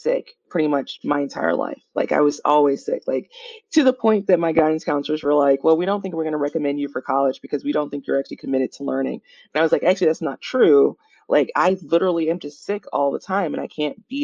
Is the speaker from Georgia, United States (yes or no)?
no; Mississippi, United States; moved away as an adult; also born or lived in Chicago / Midwest; now in Bay Area, United States; my wife, my sister, and I all made the trek to the Bay Area from Chicago, but we're originally from Mississippi